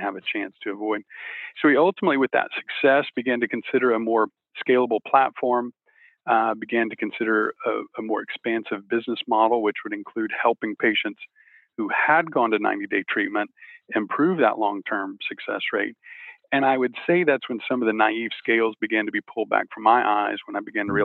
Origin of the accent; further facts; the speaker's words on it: Texas, United States; I'm from Texas.